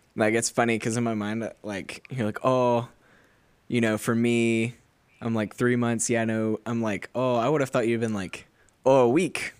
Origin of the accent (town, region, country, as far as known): United States; moved away as an adult; now in Australia